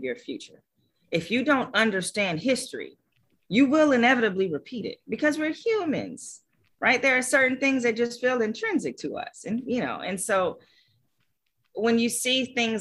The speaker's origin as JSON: {"language": "English", "town": "Los Angeles", "region": "California", "country": "United States", "tie": "born or raised there", "said": "I grew up in Los Angeles"}